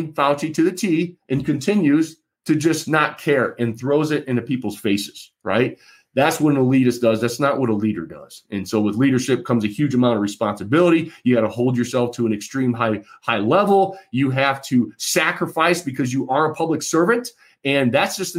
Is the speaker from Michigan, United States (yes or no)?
yes; Michigan, United States; as a voter, as an American, as a Michigander